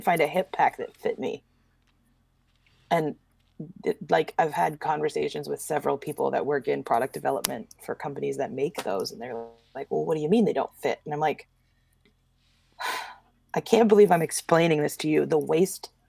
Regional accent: the Northwest, Pacific Northwest, United States; I grew up in the Northwest with a, you know, middle-class family

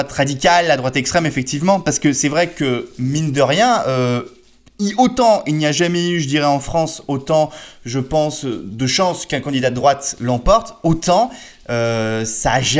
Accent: Switzerland; Je suis suisse

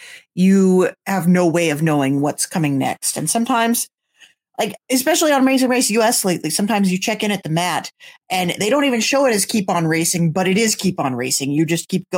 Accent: United States; we are American

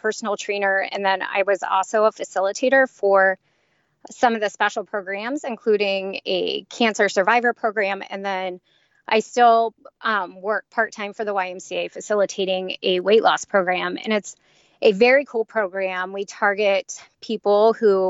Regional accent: Cincinnati, Ohio, United States; I grew up in Cincinnati.

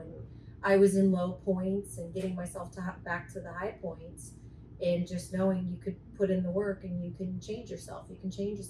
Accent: Murrieta, California, United States; also born or lived in San Diego; I've always been back and forth between San Diego and Murrieta, but San Diego is my home.

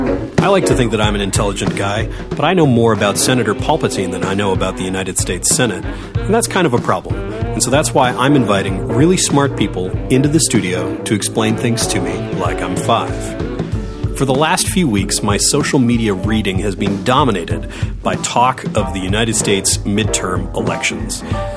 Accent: Canada; as a Canadian, the idea of a midterm election is just completely foreign to me.

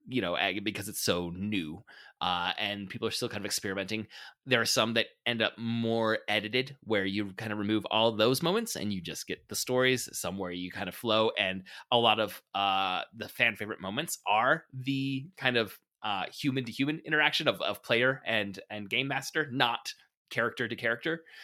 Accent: United States

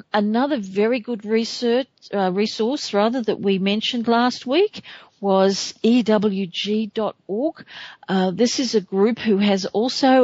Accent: Australia; my home country of Australia

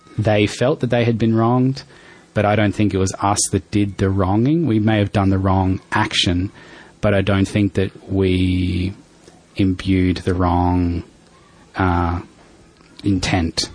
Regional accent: Darwin, Northern Territory, Australia; moved away; I grew up in Darwin

